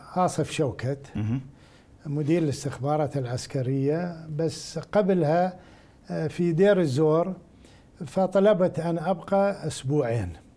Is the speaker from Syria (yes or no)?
no; Rawa, Al Anbar, Iraq; مدينتي الى راوه عائلتي هناك